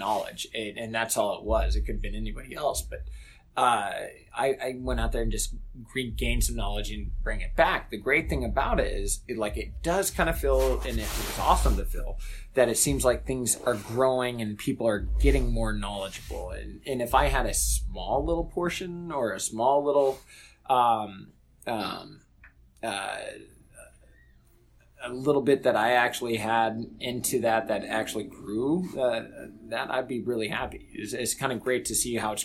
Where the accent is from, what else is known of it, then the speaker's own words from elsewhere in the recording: United States; moved away as an adult; also born or lived in Wittlich, Germany; I'm from the United States